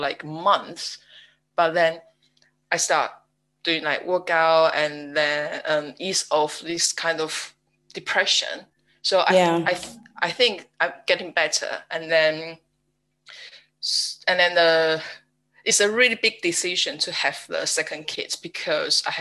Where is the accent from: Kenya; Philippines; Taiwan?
Taiwan; English is a second language; now in United Kingdom; I'm from Taiwan and now live in UK with my husband